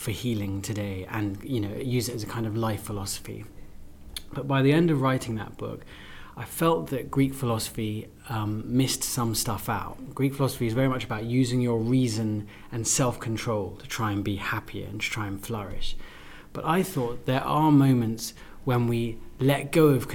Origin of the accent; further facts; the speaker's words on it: London, United Kingdom; also born or lived in Russia; I grew up in London.